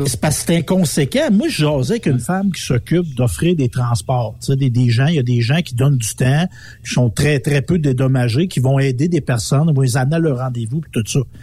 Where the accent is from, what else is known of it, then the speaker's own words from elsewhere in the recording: Quebec, Canada; je suis un Québécois, ben Québécois, je vis dans cette ah, société-là